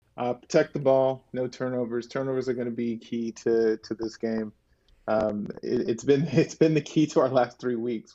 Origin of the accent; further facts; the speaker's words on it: Tennessee, United States; I'm from Tennessee, so, uh, I'd be going to the University of Tennessee